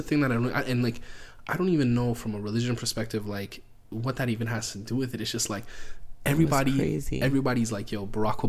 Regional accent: Canada; Oh, I'm Canadian.

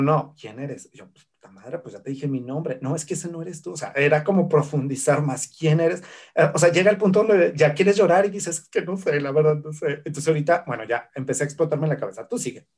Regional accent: Zacatecas, Mexico; historiador zacatecano

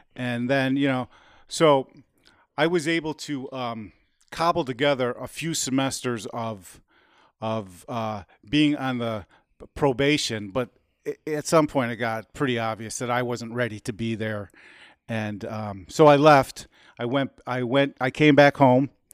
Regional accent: United States; we're Americans

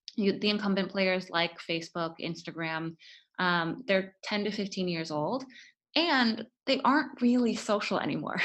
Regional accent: Florida, United States; born or raised there; moved away as an adult; also born or lived in Stanford, California

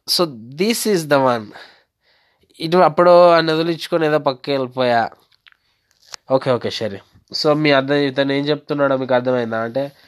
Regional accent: West Godavari district, Andhra Pradesh, India; నేను పశ్చిమ గోదావరి జిల్లా నుంచి వచ్చాను

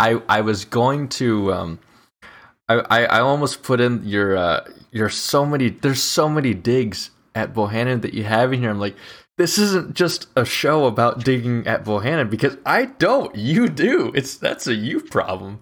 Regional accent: Mississippi Valley, Iowa, United States; also born or lived in England; my hometown's fair, the Mississippi Valley, uh, Fair

